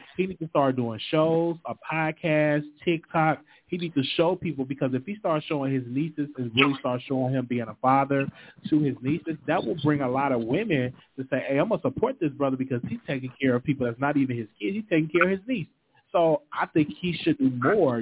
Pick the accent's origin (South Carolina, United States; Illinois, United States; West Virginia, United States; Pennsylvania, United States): Illinois, United States; Chicago; I'm from Chicago as well